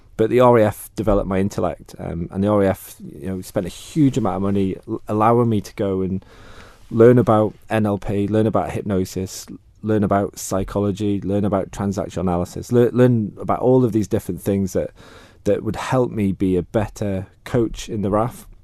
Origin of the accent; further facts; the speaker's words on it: Peel, Isle of Man; moved away as an adult; I grew up in Peel to begin with.